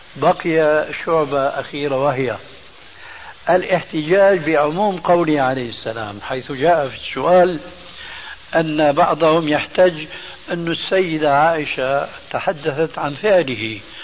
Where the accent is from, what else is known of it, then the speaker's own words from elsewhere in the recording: Syria; عندنا في الشام